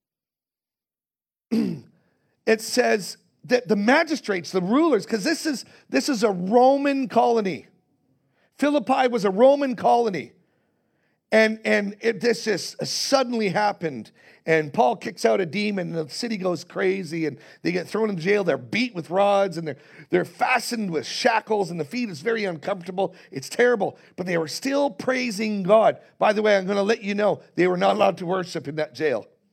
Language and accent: English; Canada; I am, as a Canadian